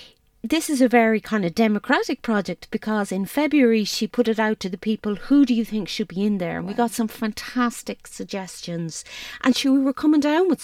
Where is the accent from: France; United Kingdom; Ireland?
Ireland; Tralee, Munster; I'm from Tralee